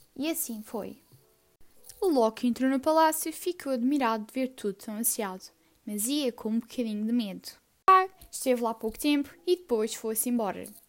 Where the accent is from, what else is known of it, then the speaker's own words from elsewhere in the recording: Portugal; tenho 14 anos, sou portuguesa